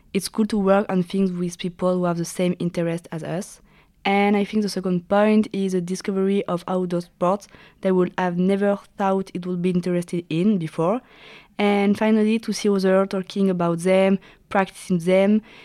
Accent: Saint-Jean-de-Maurienne, Auvergne-Rhône-Alpes, France; I'm 21. I'm from Saint Jean de Maurienne

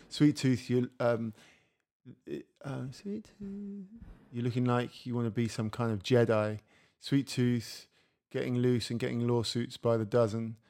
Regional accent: England, United Kingdom; moved away as an adult; now in France; I live in France, I'm English

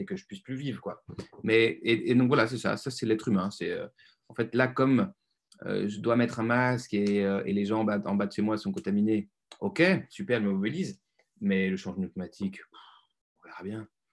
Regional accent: Lyon, Auvergne-Rhône-Alpes, France; Je viens de Lyon, d'une classe moyenne

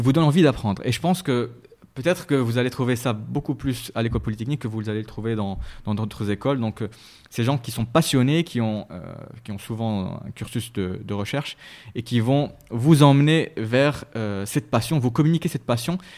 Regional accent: Rabat, Rabat-Salé-Kénitra, Morocco; also born or lived in Meknes; Alors j'ai grandi, je suis né à Meknes et j'ai mhm. grandi à Rabat, donc j'ai passé la plupart euh, de mon temps à Rabat

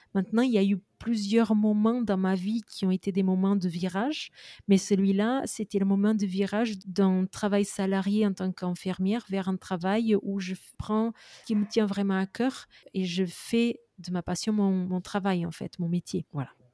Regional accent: Portugal; je suis portugaise aux origines indiennes

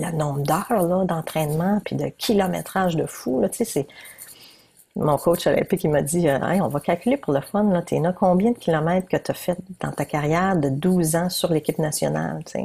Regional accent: New Brunswick, Canada; je viens du Nouveau-Brunswick.

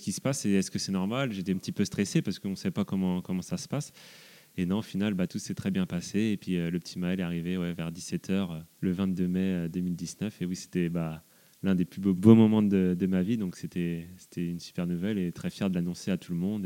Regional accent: south of Rennes, Brittany, France; je suis originaire du sud de Rennes

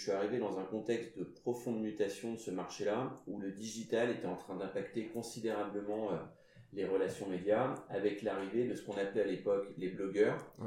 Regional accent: Basque Country, France; je suis basque

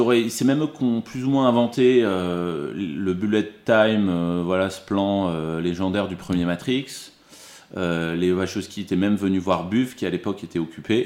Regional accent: Dijon, Bourgogne-Franche-Comté, France; moved away as an adult; also born or lived in Lille / Arizona; now in Paris, France; J'ai grandi en, Bourgogne à Dijon

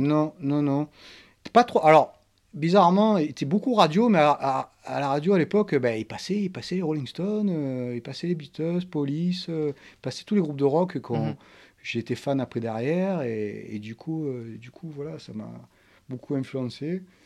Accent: Marseille, Provence-Alpes-Côte d'Azur, France; mon enfance, l'endroit où j'ai grandi, donc c'est le 4e arrondissement à Marseille

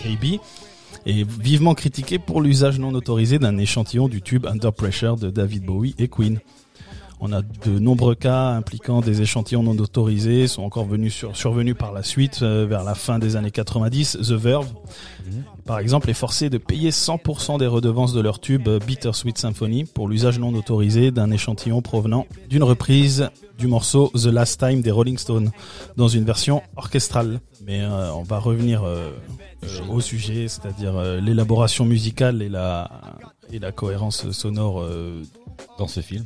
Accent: France

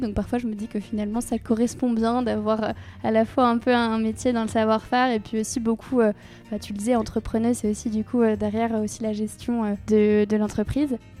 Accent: Normandy, France; J'ai grandi en Normandie

